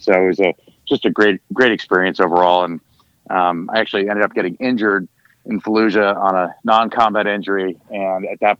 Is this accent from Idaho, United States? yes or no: yes; Sun Valley, Idaho, United States; I grew up in Sun Valley, Idaho, and had a really fun time just growing up on the ski slopes